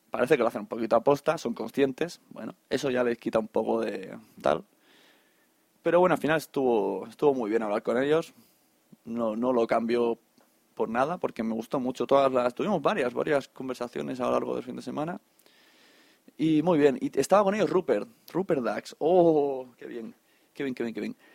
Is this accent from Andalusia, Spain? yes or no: no; Catalonia, Spain; Aquí, hay como buenos catalanes